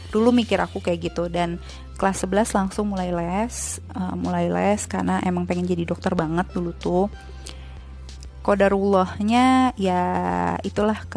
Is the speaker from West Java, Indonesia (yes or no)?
yes; Bogor, West Java, Indonesia; also born or lived in Ciamis / Jakarta; terus aku tinggal sama kakek nenek kadang di Bogor kadang di Ciamis tapi sejak SD itu di Bogor sampai lulus. Nah, SMP aku di Bogor, di salah satu sekolah favorit di Bogor.